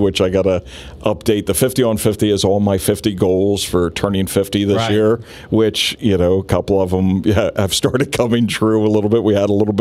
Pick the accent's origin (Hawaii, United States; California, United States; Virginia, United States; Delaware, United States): Delaware, United States; Wilmington; there's a ton of great places down in Wilmington now. I don't crap on my hometown.